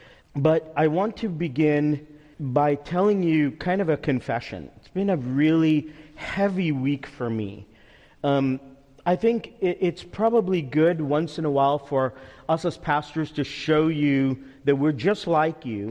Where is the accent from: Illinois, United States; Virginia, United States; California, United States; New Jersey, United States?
New Jersey, United States; Teaneck; When I was growing up in Teaneck, New Jersey, 15 minutes outside of New York City